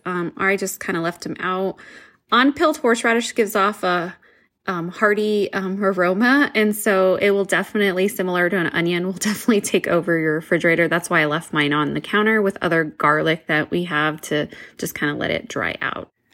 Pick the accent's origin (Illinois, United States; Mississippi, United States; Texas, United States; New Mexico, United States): New Mexico, United States; I'm from New Mexico